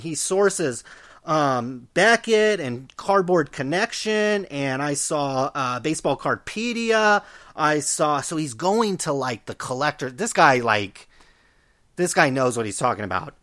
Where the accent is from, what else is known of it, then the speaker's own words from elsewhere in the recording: Stockton, California, United States; growing up in, in Stockton